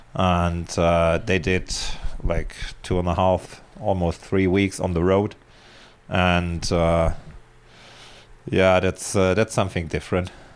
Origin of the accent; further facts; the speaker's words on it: Germany; moved away as an adult; now in Spain; I was born in Germany and, uh, lived for thirty-six years there